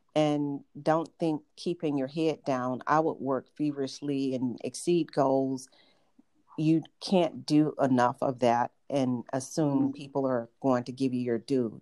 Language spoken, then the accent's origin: English; Atlanta, Georgia, United States; accent: Southern; moved away as an adult; also born or lived in Boston / Los Angeles; I grew up in Atlanta and moved to several major cities, including Boston and Los Angeles, and I mm-hmm. evaluated taking speech classes to eliminate my Southern accent